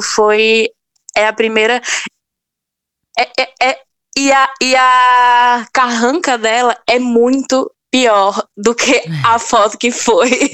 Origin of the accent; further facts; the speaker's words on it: sertão of Bahia, Brazil; eu sou sertaneja do sertão da é, da Bahia